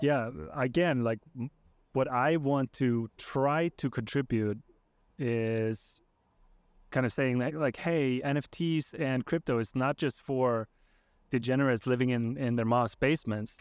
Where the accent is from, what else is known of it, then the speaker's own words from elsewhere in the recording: Iceland; now in United States; I'm originally from Iceland. I live, uh, in the U S now with, uh, with my family.